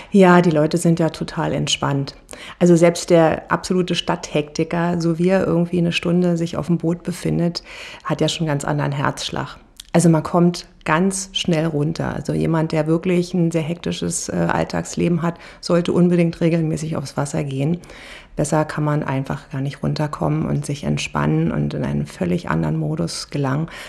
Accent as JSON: {"language": "German", "region": "Berlin", "country": "Germany", "tie": "born or raised there", "moved": "as an adult", "lives_now": "Potsdam, Germany", "said": "Ich bin in Berlin-Spandau groß geworden, an der Havel tatsächlich, und äh, habe meine Kindheit und ja, meine ganze Jugend auch an der Havel zugebracht."}